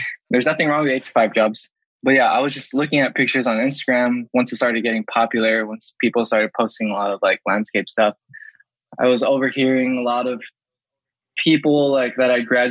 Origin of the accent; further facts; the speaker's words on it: Kaneohe, Hawaii, United States; I was born and raised here in Kaneohe